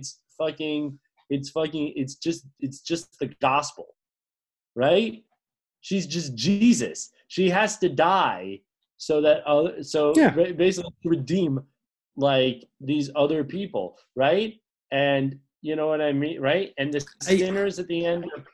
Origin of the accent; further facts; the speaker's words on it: United States; I'm an American man